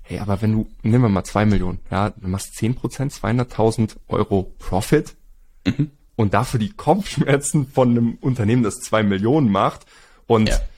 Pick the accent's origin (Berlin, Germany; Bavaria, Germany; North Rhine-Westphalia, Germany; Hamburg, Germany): Hamburg, Germany; now in Spain; wir sind ja Hamburger.